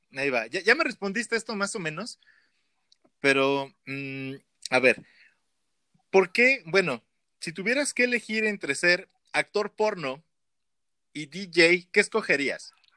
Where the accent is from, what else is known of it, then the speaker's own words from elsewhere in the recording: Mexico; no tenemos en México todavía